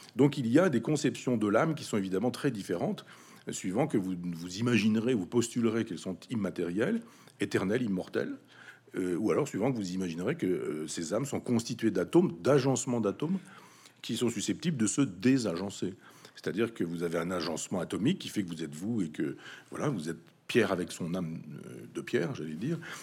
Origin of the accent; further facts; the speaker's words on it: Chambois, Normandy, France; dans mon village natal, Chambois, 500 habitants